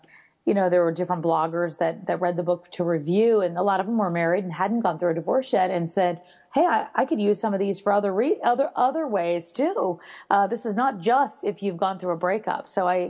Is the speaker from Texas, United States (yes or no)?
yes; Texas, United States; I'm from Texas originally.